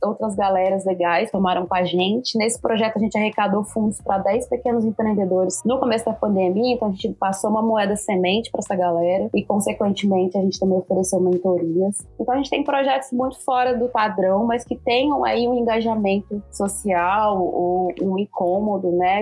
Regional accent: Machado, Minas Gerais, Brazil; now in São Paulo, Brazil; Minha cidade é uma cidade com é, um patrimônio imaterial muito forte, são as Congadas, eu sou de Machado, sul de Minas, Minas

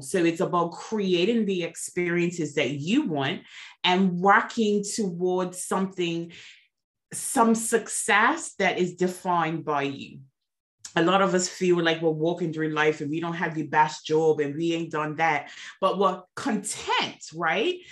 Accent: Bermuda; moved away; I am originally from Bermuda, so I am an island girl

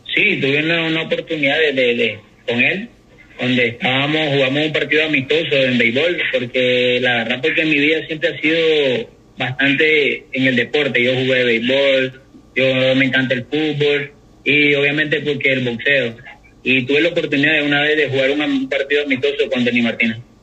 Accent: Managua, Nicaragua; yo soy de Managua

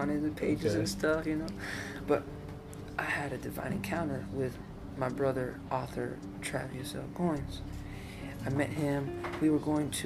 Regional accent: Mexico; moved away; because I'm Mexican, I was born in Mexico

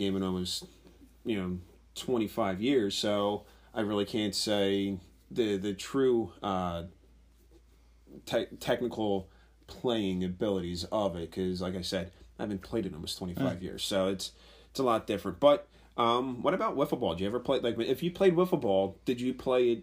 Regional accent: Philadelphia, Pennsylvania, United States; I grew up in the Frankfort-Wissanoming section

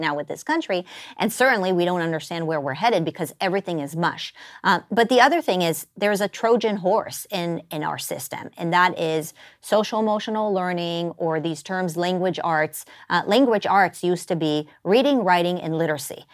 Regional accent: Israel; moved away as an adult; now in United States; I was born in the United States, but then I was raised in Israel

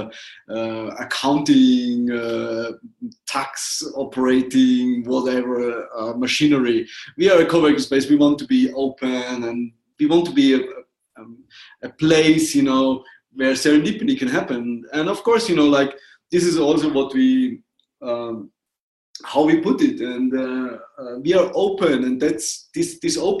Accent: Austria; moved away as an adult; now in Bansko, Bulgaria; I'm from Austria

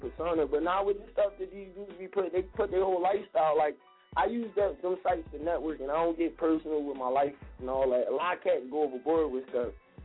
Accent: Philadelphia, Pennsylvania, United States; I'm from West Philly

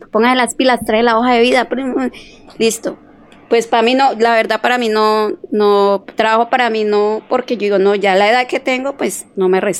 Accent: Cali, Valle del Cauca, Colombia; Eh, o sea, yo soy caleña, sí. 100% pescaleña.

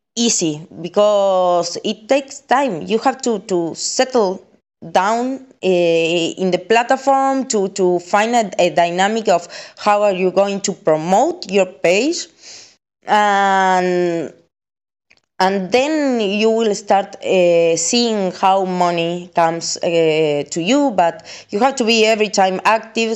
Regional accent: Argentina; I'm from Argentina

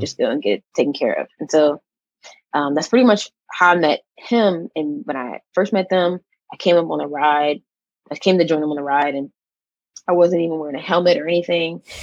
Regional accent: Pittsburgh, Pennsylvania, United States; also born or lived in Atlanta; I'm actually from Pittsburgh, Pennsylvania

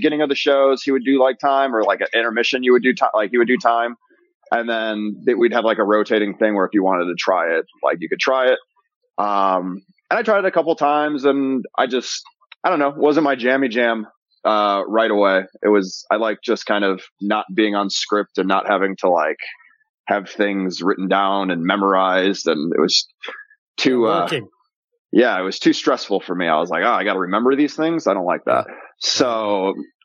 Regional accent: Chicago, Illinois, United States; also born or lived in Los Angeles; now in Las Vegas, United States; I'm originally from Chicago.

